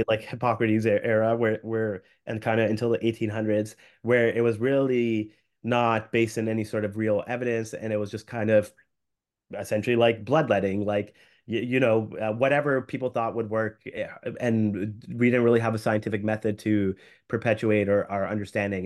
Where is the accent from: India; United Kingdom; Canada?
Canada; as a Canadian physician